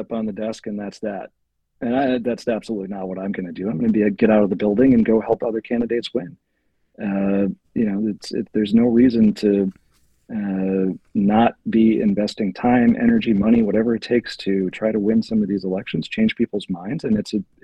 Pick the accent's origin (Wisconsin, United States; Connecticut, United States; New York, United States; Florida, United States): Wisconsin, United States; Manitowoc; I grew up in Manitowoc